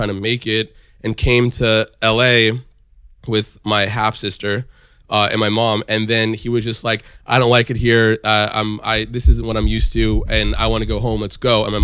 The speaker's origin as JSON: {"language": "English", "town": "Beverly Hills", "region": "California", "country": "United States", "tie": "born or raised there", "said": "I grew up in Beverly Hills"}